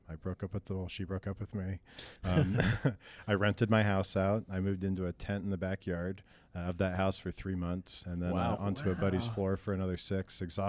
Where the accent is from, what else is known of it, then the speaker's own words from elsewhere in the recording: Lincoln, Nebraska, United States; moved away as an adult; now in Denver, United States; But, no, I moved from Lincoln, Nebraska, when I was 21.